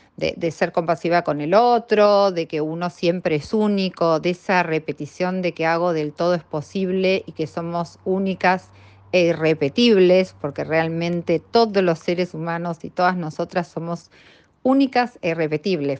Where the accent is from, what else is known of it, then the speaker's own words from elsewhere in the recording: Argentina; somos las argentinas